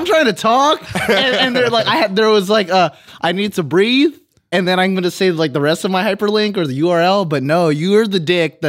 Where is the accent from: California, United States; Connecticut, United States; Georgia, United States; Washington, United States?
California, United States; I'm from California